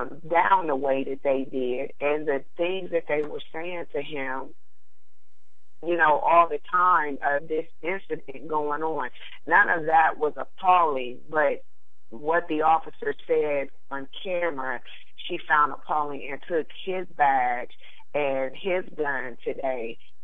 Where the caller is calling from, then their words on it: Columbus, Ohio, United States; I am from Columbus, Ohio.